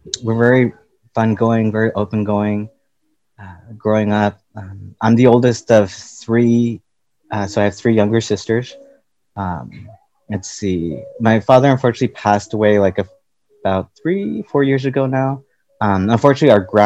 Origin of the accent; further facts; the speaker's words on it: Pasadena, California, United States; also born or lived in Los Angeles; I was born technically in LA, but I was raised in Pasadena